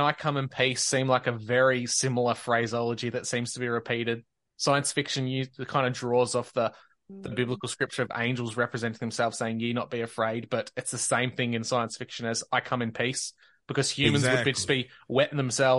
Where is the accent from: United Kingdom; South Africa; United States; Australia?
Australia; accent: Australian; jokes on him. He has to listen to my Australian accent all the time.